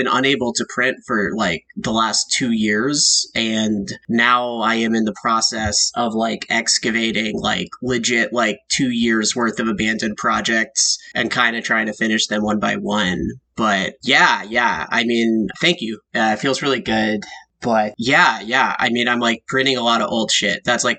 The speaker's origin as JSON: {"language": "English", "town": "Boston", "region": "Massachusetts", "country": "United States", "accent": "Boston", "said": "You guys don't hear Boston in my voice?"}